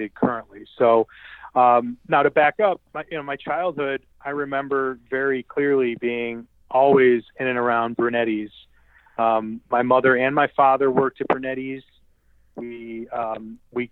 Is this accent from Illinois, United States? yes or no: yes; Westchester, Illinois, United States; I grew up in Westchester, Illinois